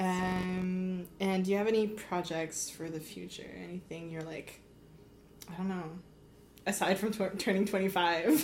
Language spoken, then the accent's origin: English; Gatineau, Quebec, Canada; I'm from Gatineau